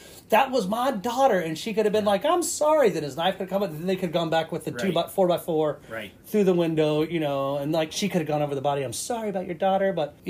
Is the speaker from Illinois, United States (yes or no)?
no; North Carolina, United States; My home state.